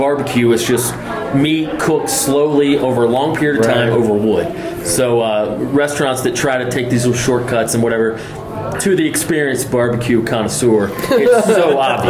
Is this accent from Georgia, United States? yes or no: yes; Georgia, United States; also born or lived in Nashville, Tennessee; I'm from Georgia.